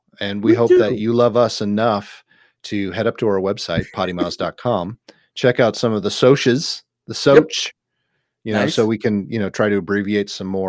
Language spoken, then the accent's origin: English; the North in the Midwest, United States; also born or lived in the South (US); now in Southern US; I grew up in the North in the Midwest.